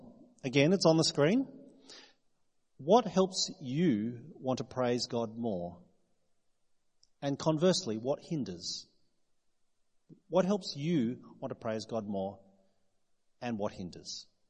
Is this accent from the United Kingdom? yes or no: no; New South Wales, Australia; now in South Australia, Australia; Most of you know that I'm not from South Australia. I moved here 18 years ago from New South Wales.